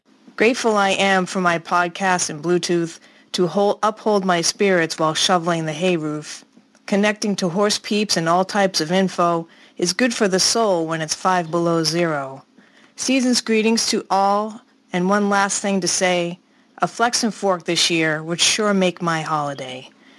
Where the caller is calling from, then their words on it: Loudon, New Hampshire, United States; I'm calling from Loudoun, New Hampshire, where they race NASCAR and not thoroughbreds.